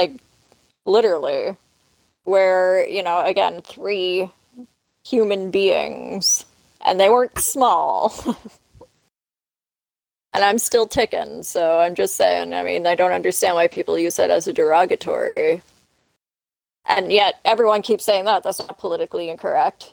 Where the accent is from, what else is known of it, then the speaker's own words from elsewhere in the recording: Canada; I'm Canadian